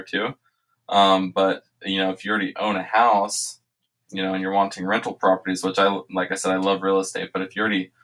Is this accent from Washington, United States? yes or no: no; Richmond, Indiana, United States; now in Las Vegas, United States; I live here in Las Vegas, born and raised in Richmond, Indiana